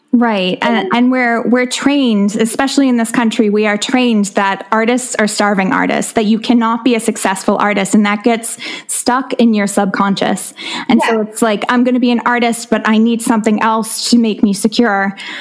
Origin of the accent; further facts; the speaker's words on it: South Shore of Massachusetts, United States; I grew up on South Shore of Massachusetts